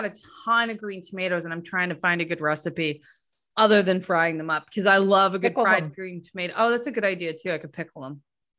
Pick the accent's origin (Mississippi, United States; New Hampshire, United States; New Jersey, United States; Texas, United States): New Hampshire, United States; I mean, I grew up in Southern New Hampshire, and I don't really have nearly as an accent as other people who grew up in and around me, because my parents were both from Pennsylvania.